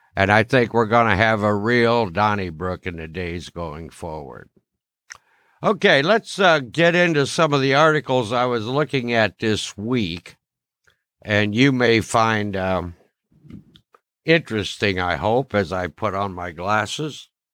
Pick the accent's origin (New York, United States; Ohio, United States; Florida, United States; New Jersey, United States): Ohio, United States; my home state, Ohio